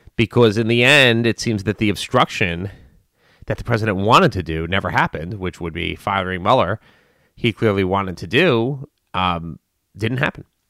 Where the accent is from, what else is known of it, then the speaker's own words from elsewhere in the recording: United States; as an American, or at least this American